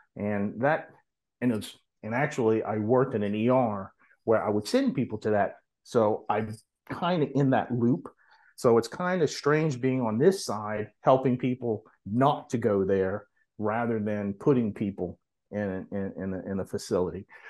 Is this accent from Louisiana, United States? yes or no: yes; New Orleans, Louisiana, United States; now in Hattiesburg, United States; originally I'm from New Orleans, but now I live in Hattiesburg, Mississippi